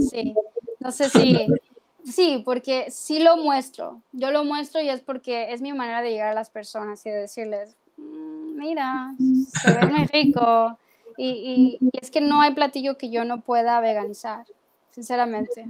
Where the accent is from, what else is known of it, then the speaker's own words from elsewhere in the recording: Sinaloa, Mexico; moved away; Yo vengo de Sinaloa